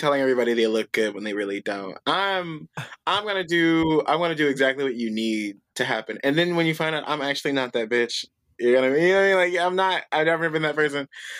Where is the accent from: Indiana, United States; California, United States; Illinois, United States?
Illinois, United States; Chicago; People, they're like, because bitch, I'm from Chicago.